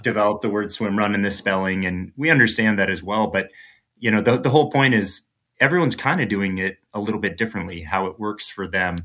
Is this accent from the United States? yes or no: yes; Midwest, United States; moved away; I'm originally from the Midwest